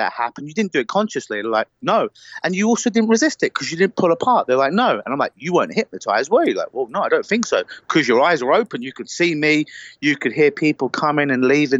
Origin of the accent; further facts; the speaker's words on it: United Kingdom; accent: British; They love my beautiful British accent.